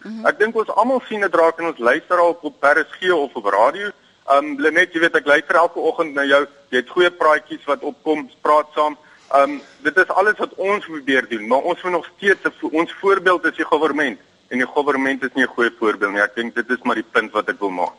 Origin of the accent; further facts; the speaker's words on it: South Africa; also born or lived in Durban; my as 'n as 'n middeljarige Suid-Afrikaner